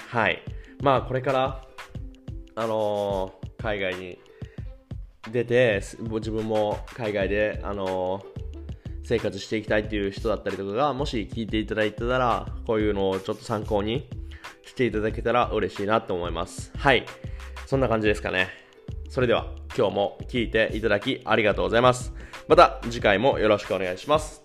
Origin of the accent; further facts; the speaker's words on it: Japan; moved away as an adult; now in Germany; 自分が生まれ育って日本という国を外から見れるってことは